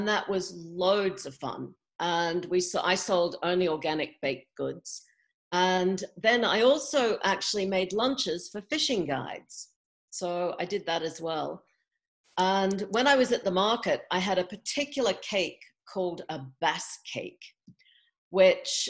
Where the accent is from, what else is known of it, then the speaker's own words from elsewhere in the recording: Australia; moved away as an adult; also born or lived in England / California; now in Montana, United States; I grew up in Australia, but then moved to England in my early 20s.